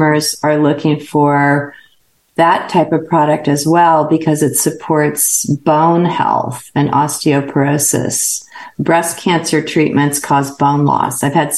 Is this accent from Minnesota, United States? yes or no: no; Northern California, United States; I grew up in Northern California